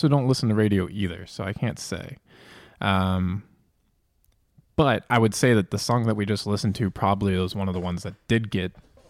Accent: East Coast, United States; I'm from the East Coast.

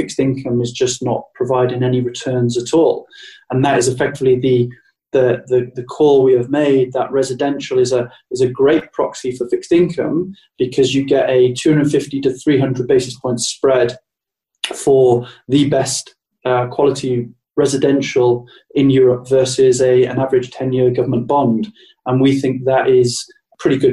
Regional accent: United Kingdom; to be 6 months in New York as a Brit

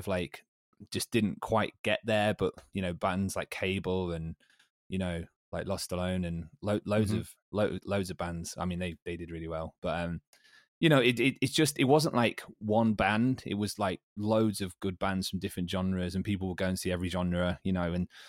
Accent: Derby, East Midlands, United Kingdom; I was from the city centre, Green Lane, in all its glory

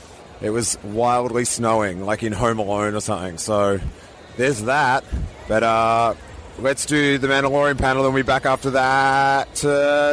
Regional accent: Australia; I'm Australian

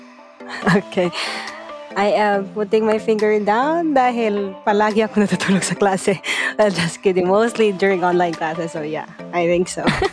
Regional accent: Cagayan de Oro, Northern Mindanao, Philippines; Mula ako sa Cagayan de Oro

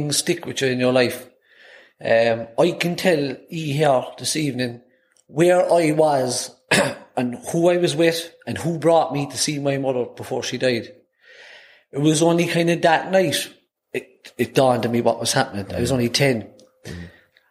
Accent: Cork, Munster, Ireland; first language Irish; I'm born and reared on Redemption Road on the north side of Cork City

